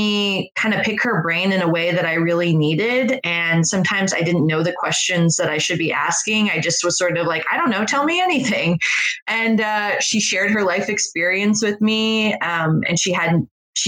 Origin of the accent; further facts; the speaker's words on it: Northern Virginia, United States; moved away; also born or lived in Harrisonburg, Virginia; when I was growing up in Northern Virginia